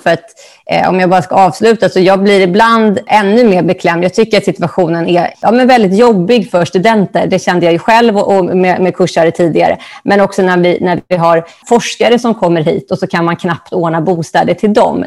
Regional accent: Stockholm, Stockholm County, Sweden; Jag är ju från Stockholm och började på juristlinjen

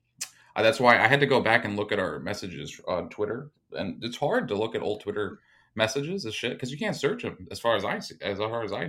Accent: New York City, New York, United States; I'm not southern. I'm from New York City.

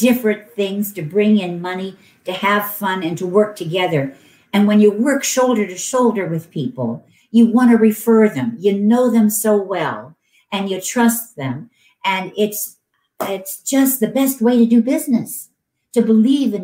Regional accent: Canton, Ohio, United States; now in California, United States; I'm from Canton, Ohio, and we were from Stark County. And every year for 2 weeks, when I was growing up, we didn't take a family vacation, but we moved to the fair

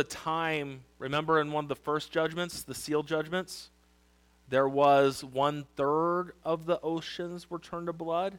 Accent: Wildomar, California, United States; I grew up in Lake Elsinore. Well, Wildomar, right next to Lake Elsinore

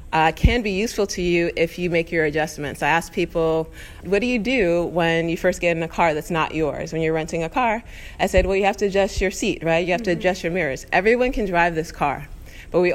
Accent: New York, United States; I'm Black, I'm a woman, there's intersectionality, I'm a Black woman, you know, I'm from New York.

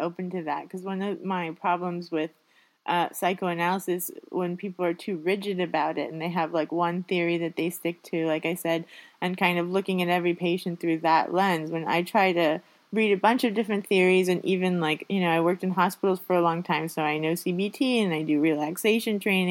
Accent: Miami, Florida, United States; now in Sweden; I speak English primarily, but I'm from Miami, so I know Spanish

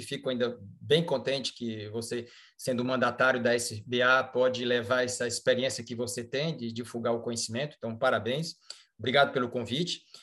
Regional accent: Fortaleza, Ceará, Brazil; moved away as an adult; also born or lived in Botucatu, Brazil / São Paulo, Brazil / Lyon, France; now in France; sou brasileiro, né? nasci em Fortaleza, fiz minha faculdade na Universidade, na Universidade Federal do Ceará

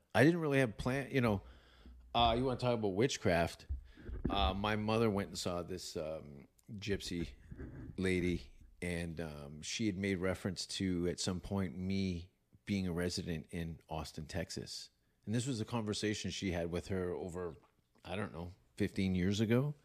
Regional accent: Hamilton, Ontario, Canada; also born or lived in Stoney Creek; I grew up in Hamilton

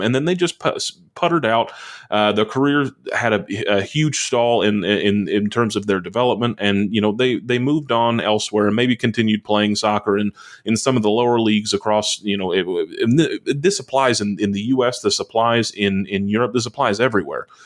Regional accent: United States; as an American

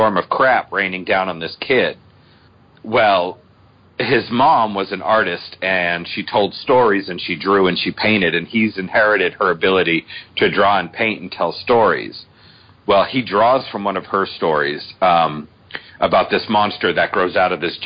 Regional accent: Boston, Massachusetts, United States; I'm from Boston

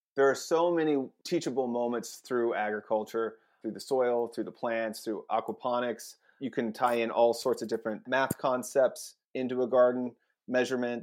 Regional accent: Eastern Washington, United States; moved away as an adult; also born or lived in Salt Lake City, Utah; now in Portland, United States; I'm from Eastern Washington.

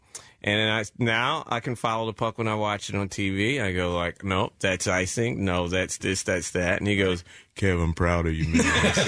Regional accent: Philadelphia, Pennsylvania, United States; I said, I'm from Philly.

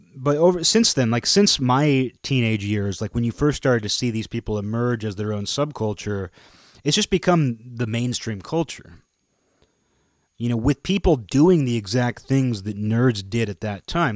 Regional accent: Kirkland, Washington, United States; I was from Kirkland.

